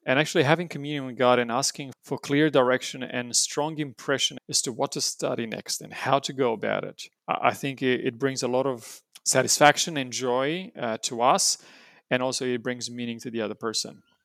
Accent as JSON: {"language": "English", "country": "Romania", "tie": "born or raised there", "moved": "yes", "lives_now": "New South Wales, Australia", "said": "I was born and raised in Romania"}